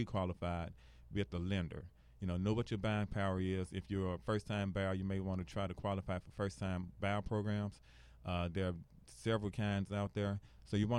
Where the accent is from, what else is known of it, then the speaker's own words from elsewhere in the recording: Memphis, Tennessee, United States; I'm from Binghamton, Tennessee